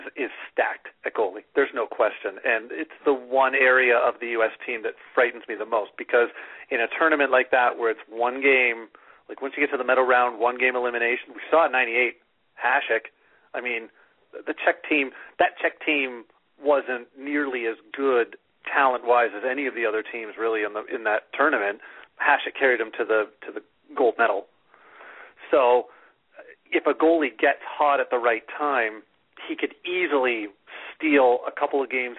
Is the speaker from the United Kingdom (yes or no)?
no; Canada; As a Canadian, I am just glad that Marc-Andre Fleury wasn't even invited to camp.